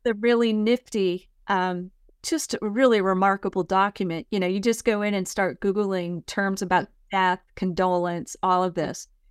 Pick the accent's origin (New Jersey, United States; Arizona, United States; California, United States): California, United States; San Mateo County; also born or lived in San Francisco, California; now in Murfreesboro, United States; I grew up in San Mateo County, California